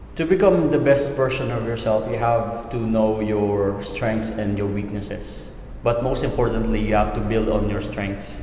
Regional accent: Philippines; it's actually innate to Filipinos to take care of our elderly

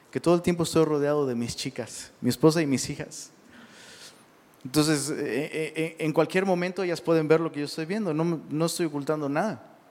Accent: Mexico; Perdón, se nos conoce, porque pues, soy mexicano.

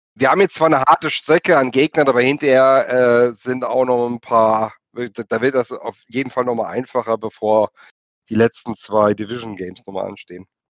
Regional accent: Germany; wir sind Deutsche

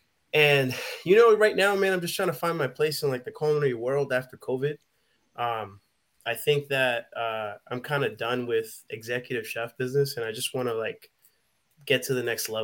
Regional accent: New York, United States; moved away as an adult; also born or lived in Caribbean; now in Washington State, United States; I'm from New York. I currently live in Washington.

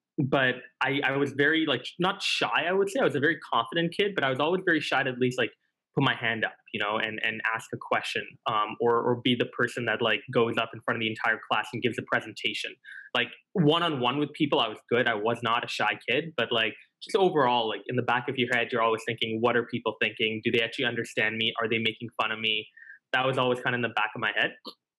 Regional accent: Singapore; So we lost to my home country in the final on the topic of universal basic income.

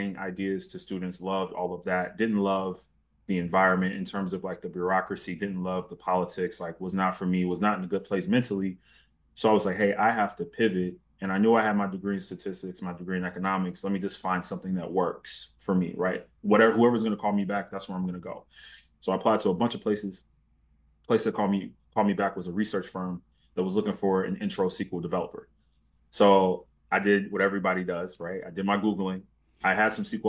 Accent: Augusta, Georgia, United States; moved away as an adult; now in Detroit, United States; I was born and raised in Georgia, Augusta, Georgia

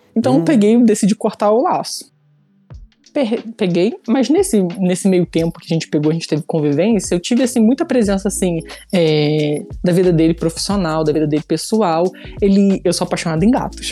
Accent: Petrópolis, Rio de Janeiro, Brazil; now in Niterói, Brazil; hoje em dia eu moro em Niterói, né? Mas eu sou de Petrópolis

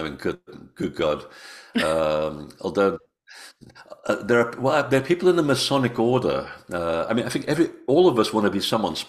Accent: Portugal; born there; I was born in Portugal. Yeah, my family's all Portuguese.

